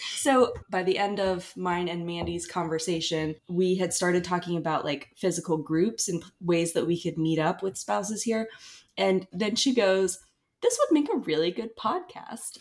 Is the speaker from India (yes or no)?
no; Asheville, North Carolina, United States; moved away as an adult; now in Fort Polk, United States; I'm from Asheville, North Carolina, currently stationed at Fort Polk, Louisiana